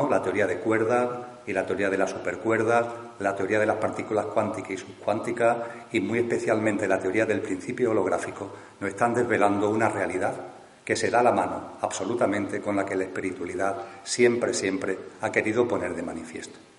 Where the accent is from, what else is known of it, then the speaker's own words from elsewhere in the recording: Seville, Andalusia, Spain; ahora pues nuevamente tengo la oportunidad de compartir con el círculo aquí en mi tierra, aquí en Sevilla